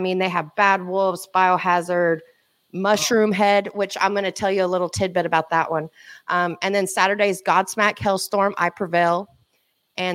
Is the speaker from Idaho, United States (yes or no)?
no; Oklahoma, United States; accent: Okie; It's the Okie accent. Hunting. You know my accent.